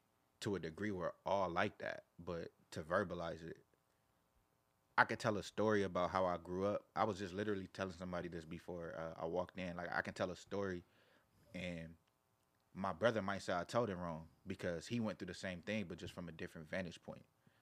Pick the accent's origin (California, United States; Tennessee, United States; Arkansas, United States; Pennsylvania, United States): California, United States; Carson; I'm from Carson, like TDE Studios in Carson.